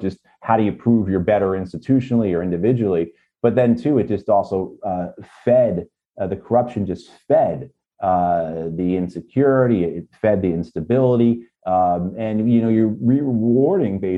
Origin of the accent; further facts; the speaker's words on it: United States; us Americans